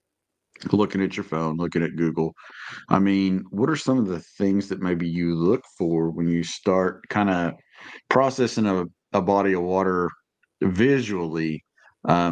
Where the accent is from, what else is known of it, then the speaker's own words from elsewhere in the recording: Indiana, United States; as an Indiana guy